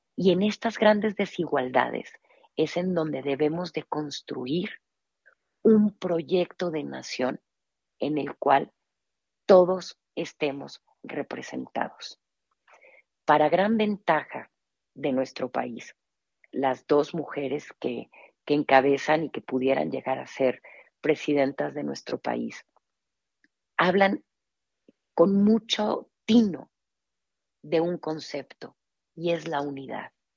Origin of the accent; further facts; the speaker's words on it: Mexico; nuestra identidad como mexicanos